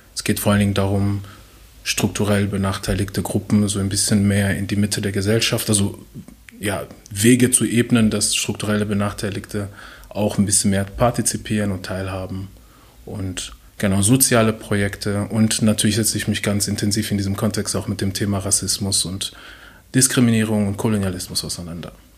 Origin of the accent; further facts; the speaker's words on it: DR Congo; now in Germany; ich komme auch noch aus dem Kongo